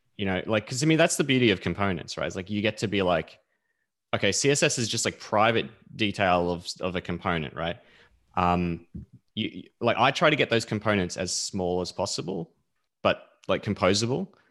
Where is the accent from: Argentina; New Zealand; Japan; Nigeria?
New Zealand; now in Melbourne, Australia; I'm actually from New Zealand originally.